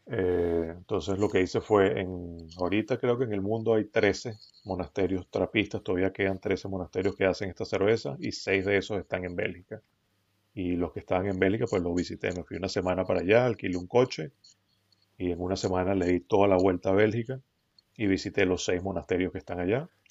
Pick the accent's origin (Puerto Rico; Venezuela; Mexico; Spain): Venezuela; now in United States; yo nací acá en Estados Unidos, pero crecí en Venezuela